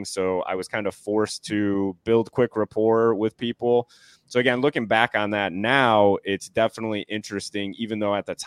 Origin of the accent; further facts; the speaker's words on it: Newport, Rhode Island, United States; born there; also born or lived in Delaware; So I was born in Newport, Rhode Island. So pretty cool to say. It's a tiny little state, and Newport is absolutely gorgeous.